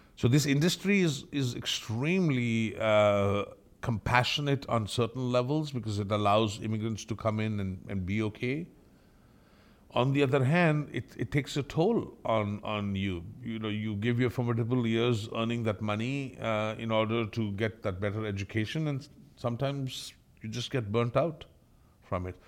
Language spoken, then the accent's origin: English; India; moved away as an adult; also born or lived in Austria; now in Canada; I'm from India.